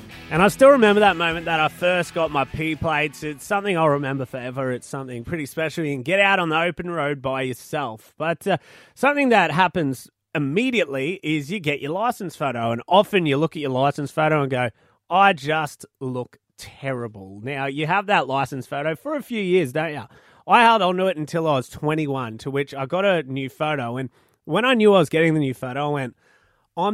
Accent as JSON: {"language": "English", "town": "Malanda", "region": "Queensland", "country": "Australia", "tie": "born or raised there", "said": "my hometown of Malanda, I used to have a teacher that sung opera"}